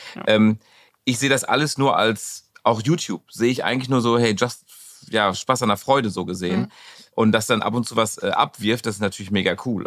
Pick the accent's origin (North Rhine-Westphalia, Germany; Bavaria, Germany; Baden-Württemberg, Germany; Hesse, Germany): North Rhine-Westphalia, Germany; Dortmund; in unserem Westfalenstein